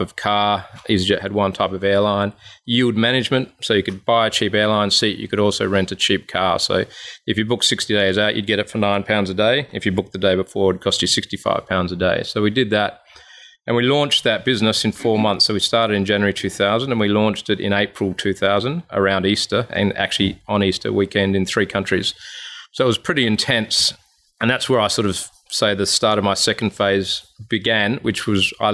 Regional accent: Adelaide, South Australia, Australia; moved away as an adult; also born or lived in London / Sydney; I grew up in Adelaide and studied accounting and started in the chartered accounting profession.

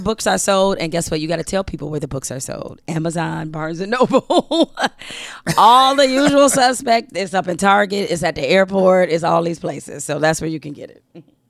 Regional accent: Detroit, Michigan, United States; we grew up in Detroit

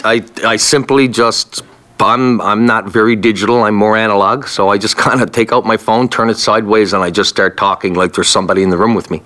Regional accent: Newfoundland and Labrador, Canada; moved away; also born or lived in Kingston; I'm Irish descendant from Newfoundland

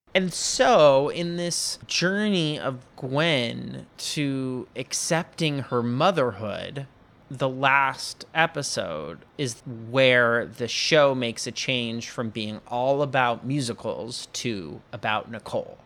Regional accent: Bellevue, Washington, United States; moved away; Ian and I are from the same hometown. We're both from Bellevue, Washington

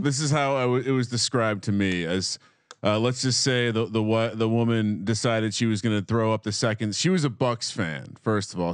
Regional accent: Scotch Plains, New Jersey, United States; I went to high school at Scott, in Scotch Plains, Fanwood

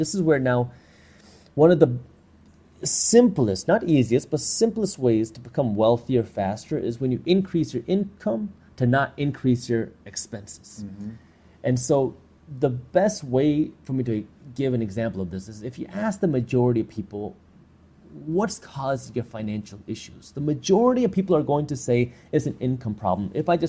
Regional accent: Michigan, United States; I'm from Michigan, right? We have snow there.

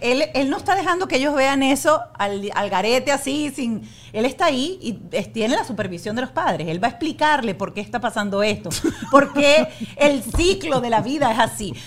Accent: Venezuela; now in Miami, United States; Yo soy venezolana, vivimos aquí

